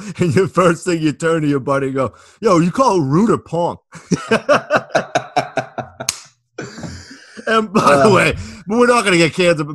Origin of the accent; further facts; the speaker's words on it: United States; me being American